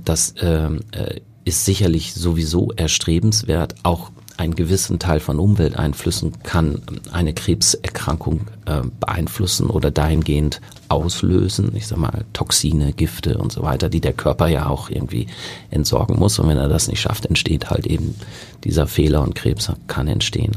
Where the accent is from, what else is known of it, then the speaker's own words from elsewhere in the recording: North Rhine-Westphalia, Germany; moved away as an adult; also born or lived in Münster / Kiel / South Africa / England; now in Hamburg, Germany; ich bin ursprünglich Westfale